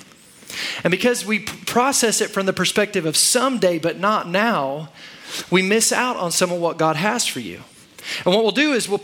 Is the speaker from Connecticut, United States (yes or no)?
no; Oklahoma, United States; also born or lived in Texas; I live most of my life in Oklahoma, so I'm an Okie